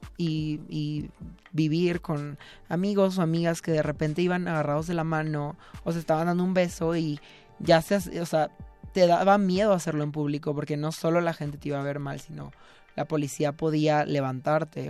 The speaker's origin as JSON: {"language": "Spanish", "town": "Mazatlán", "region": "Sinaloa", "country": "Mexico", "tie": "born or raised there", "moved": "yes", "lives_now": "Mexico City, Mexico", "said": "yo estudié en una escuela católica toda mi vida y soy de Mazatlán, Sinaloa"}